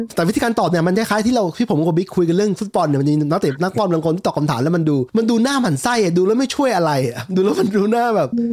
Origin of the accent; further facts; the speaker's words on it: Thailand; เราโตมาที่คือโตตอนเด็กโตมาที่ชายแดนแม่น้ำโขง